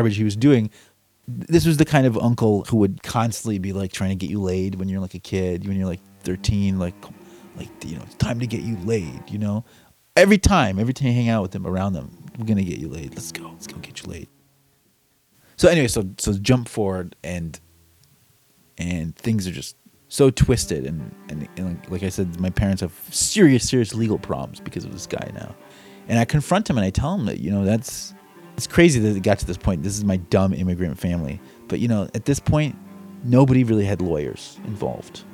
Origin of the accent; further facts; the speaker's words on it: United States; I was born in the United States